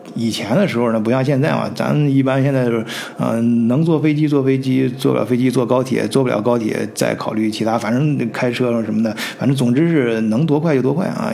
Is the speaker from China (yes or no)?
yes; China; 咱们中国人